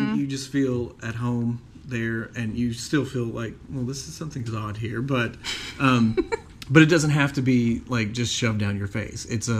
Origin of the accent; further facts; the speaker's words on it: Tennessee, United States; We're from Tennessee, but...